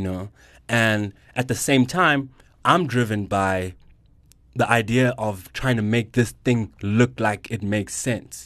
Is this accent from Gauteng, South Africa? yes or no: yes; Johannesburg, Gauteng, South Africa; I'm a Joburg kid, oh one one forever